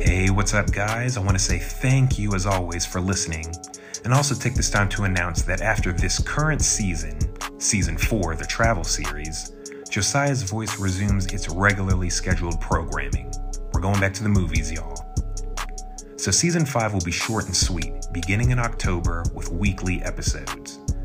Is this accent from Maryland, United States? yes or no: yes; Maryland, United States; moved away as an adult; also born or lived in Los Angeles; now in Rwanda; I'm originally from Maryland, spent about three years in L A and now I'm in Rwanda